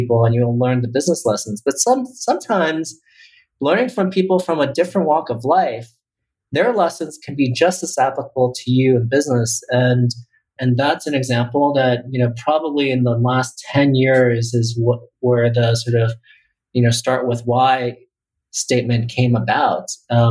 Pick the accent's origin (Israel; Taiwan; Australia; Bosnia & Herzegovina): Taiwan; I was born in Taiwan